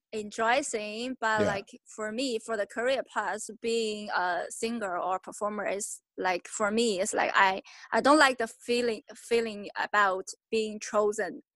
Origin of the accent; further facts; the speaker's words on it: China; also born or lived in United Kingdom; now in Shanghai, China; I'm from China.